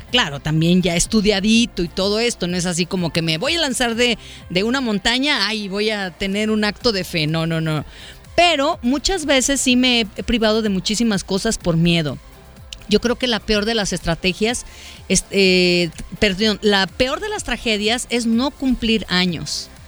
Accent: Puebla, Mexico; now in Guadalajara, Mexico; Yo soy de Puebla y vivo aquí con mi esposo e hijos.

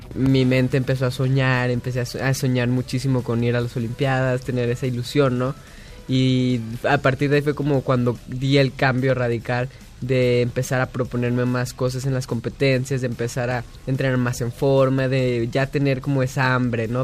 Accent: Guadalajara, Jalisco, Mexico; nací en Guadalajara

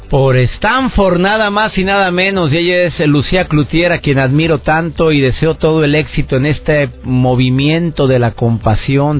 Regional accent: Monterrey, Nuevo León, Mexico; Todos los que somos mexicanos

